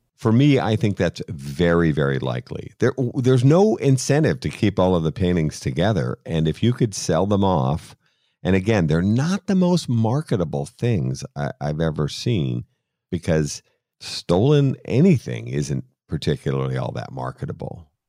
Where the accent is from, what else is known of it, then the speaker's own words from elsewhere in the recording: Boston, Massachusetts, United States; being Irish and being from Boston